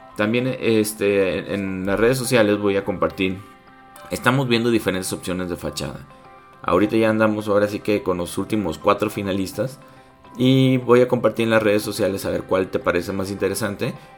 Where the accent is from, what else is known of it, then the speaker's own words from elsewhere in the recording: Guadalajara, Jalisco, Mexico; nosotros somos de Guadalajara